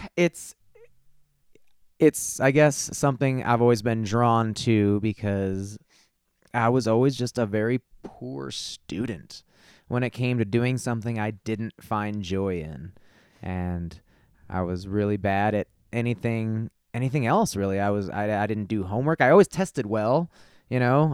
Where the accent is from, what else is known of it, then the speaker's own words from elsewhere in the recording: Glendale Heights, Illinois, United States; moved away as an adult; also born or lived in Lombard, Illinois / Chicago; now in Colorado, United States; Glendale Heights, Illinois, uh, is where I was born and raised